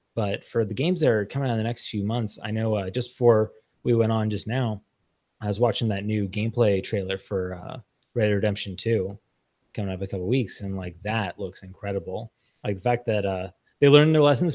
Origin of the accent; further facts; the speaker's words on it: Los Angeles, California, United States; I grew up in in Los Angeles.